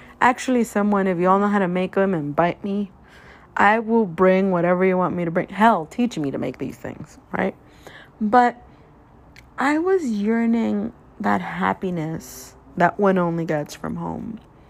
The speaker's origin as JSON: {"language": "English", "town": "Guadalajara", "region": "Jalisco", "country": "Mexico", "tie": "born or raised there", "moved": "yes", "lives_now": "Los Angeles, United States", "said": "I'm from Guadalajara"}